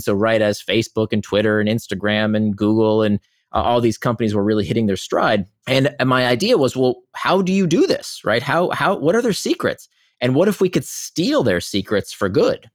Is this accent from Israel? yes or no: yes; Israel; I was born in Israel